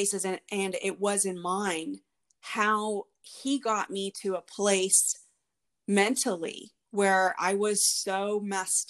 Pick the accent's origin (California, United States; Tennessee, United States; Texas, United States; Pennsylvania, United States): Texas, United States; Houston; I was raised here in Houston with my two sisters